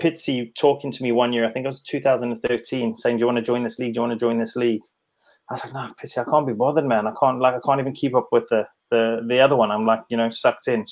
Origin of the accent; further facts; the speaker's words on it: South Africa; being a South African